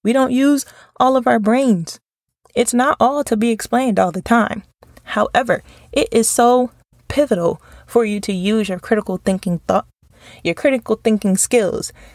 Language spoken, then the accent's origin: English; New York, United States; growing up in New York